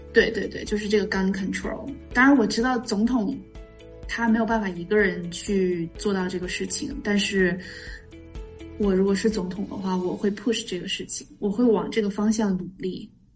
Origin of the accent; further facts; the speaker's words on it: China; moved away as an adult; also born or lived in Beijing / Hong Kong / Singapore / Cleveland, United States; now in United States; 因为我觉得在国内，至少是我我的那个年代哈，就是我我是九零年出生的